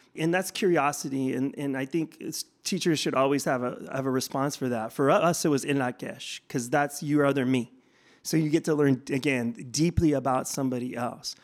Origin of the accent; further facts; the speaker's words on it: Bay Area, California, United States; moved away; also born or lived in Tucson, Arizona; I'm not from Tucson. I'm from the Bay Area originally